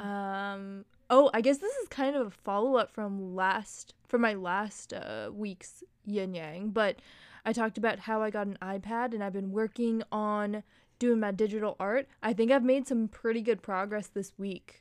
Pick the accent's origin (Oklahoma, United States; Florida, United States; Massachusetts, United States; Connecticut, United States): Massachusetts, United States; moved away; also born or lived in Hawaii; growing up in the suburbs of Massachusetts as one of the few people of color and also one of the few Asians, um, in the town that I grew up in partially before moving to Hawaii